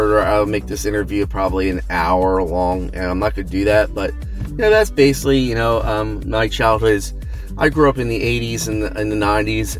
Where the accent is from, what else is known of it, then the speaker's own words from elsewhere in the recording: Pennsylvania, United States; I am from Pennsylvania, right near Hershey Park